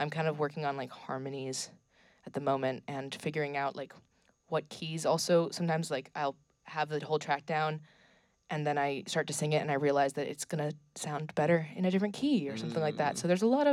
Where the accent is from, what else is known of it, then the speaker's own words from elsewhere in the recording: Worcester, Massachusetts, United States; also born or lived in Montpelier, Vermont; now in Burlington, United States; I grew up in Worcester, Massachusetts, so I came from there being a lot of people, but I settled into a very small town in Montpelier